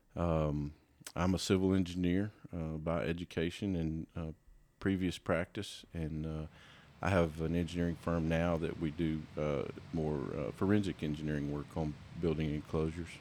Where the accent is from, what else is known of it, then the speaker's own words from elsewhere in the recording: Palestine, Texas, United States; I grew up, I grew up in East Texas in Palestine